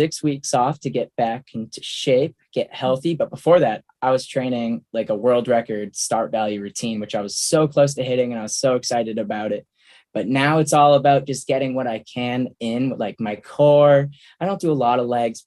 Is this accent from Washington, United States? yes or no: no; Worcester, Massachusetts, United States; Worcester. I grew up in Worcester